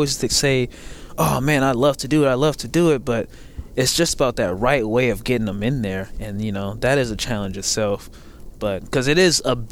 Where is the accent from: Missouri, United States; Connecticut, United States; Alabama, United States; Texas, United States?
Missouri, United States; St. Louis; moved away as an adult; now in Minnesota, United States; I was born and raised in Minnesota. I moved out in my younger years to St. Louis, Missouri